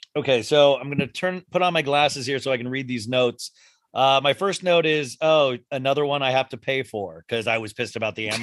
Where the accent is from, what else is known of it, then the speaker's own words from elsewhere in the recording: New Jersey, United States; We're from Jersey. Hey, I'm from Jersey. What are you talking about? I'm from Jersey.